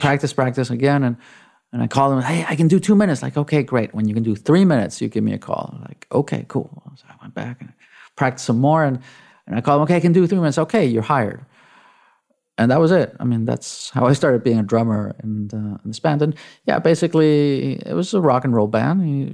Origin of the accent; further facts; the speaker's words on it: Mexico City, Mexico; English is a second language; moved away as an adult; I grew up in Mexico City. Um, I spent, uh, the first eighteen years of my life in, uh, in Mexico